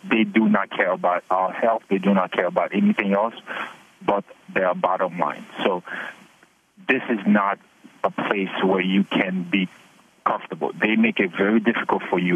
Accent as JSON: {"language": "English", "country": "Haiti", "tie": "born or raised there", "moved": "yes", "lives_now": "United States", "said": "I'm a legal permanent resident for 30 years. I was born in Haiti."}